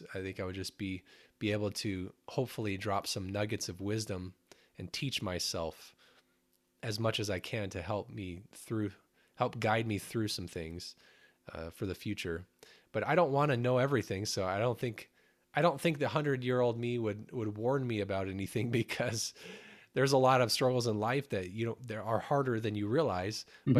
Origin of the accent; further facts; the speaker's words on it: Phoenix, Arizona, United States; moved away; I was born in Phoenix and raised mostly there.